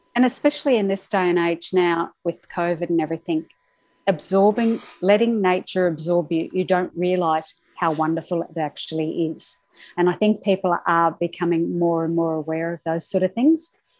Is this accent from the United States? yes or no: no; Brisbane, Queensland, Australia; also born or lived in United Kingdom; I was born in Australia and I did all my schooling in Brisbane